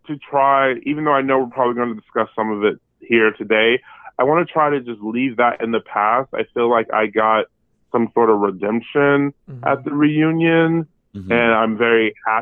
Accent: Berkeley, California, United States; also born or lived in Modesto, California; now in Brooklyn, United States; I'm from the 510, and I'm from Berkeley, California, and proud of it.

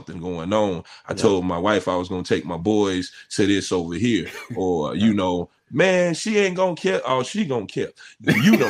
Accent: Chicago, Illinois, United States; also born or lived in Oak Park, Illinois; I'm from the West Side. West Side. And grandma take you to church.

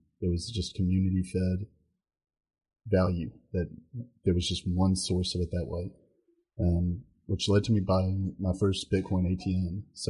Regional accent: Jackson County, Eastern Kentucky, United States; moved away as an adult; now in Lexington, United States; So I'm actually from Eastern Kentucky, an area called Jackson County. So it's a little small, middle of nowhere place. But came up to Lexington for college, just kind of stuck around ever since.

